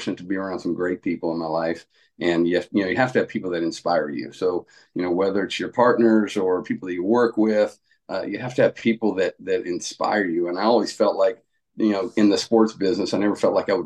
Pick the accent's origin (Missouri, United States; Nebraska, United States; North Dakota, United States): Nebraska, United States; moved away as an adult; also born or lived in Arizona; I grew up in Nebraska, and then I went to grad school to be a teacher coach down in Arizona.